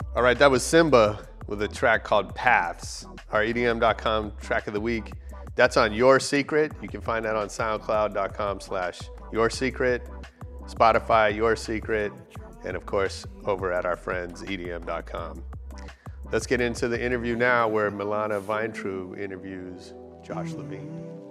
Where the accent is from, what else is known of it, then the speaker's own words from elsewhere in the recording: San Francisco, California, United States; moved away as an adult; now in Los Angeles, United States; I grew up in San Francisco. And then I came here for college